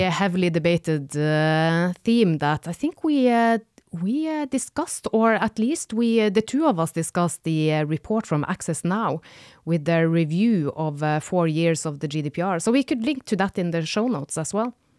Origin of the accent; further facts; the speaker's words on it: Northern Norway, Norway; moved away; I am from the north of Norway, where it gets really dark for several months.